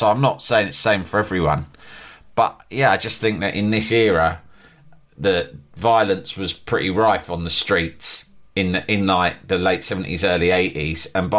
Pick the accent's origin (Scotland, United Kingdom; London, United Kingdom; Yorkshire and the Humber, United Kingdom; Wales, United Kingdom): Yorkshire and the Humber, United Kingdom; Leeds; It's like, I'm from Leeds, mate.